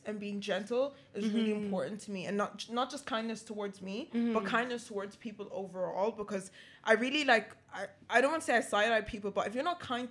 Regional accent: Galway, Connacht, Ireland; moved away as an adult; now in Dublin, Ireland; I'm from Galway

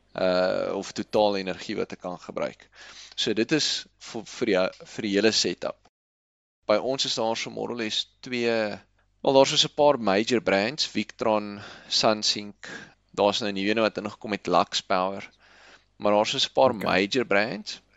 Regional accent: South Africa; Ons is Suid-Afrikaners

